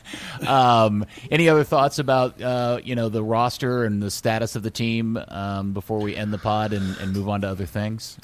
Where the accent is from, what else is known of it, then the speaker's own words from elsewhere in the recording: United States; I'm just an American